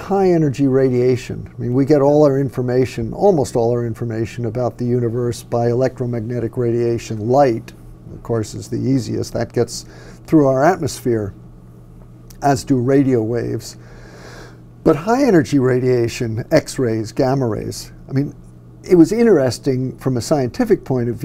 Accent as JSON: {"language": "English", "country": "United States", "tie": "born or raised there", "also_born_or_lived": "New York City", "said": "I was born in New York City and lived there for the first 7 years. Then we moved up to the suburbs, but frequently went back into the city."}